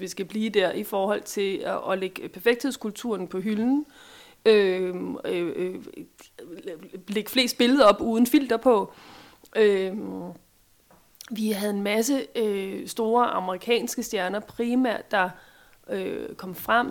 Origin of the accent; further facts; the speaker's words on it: Denmark; vi er som danskere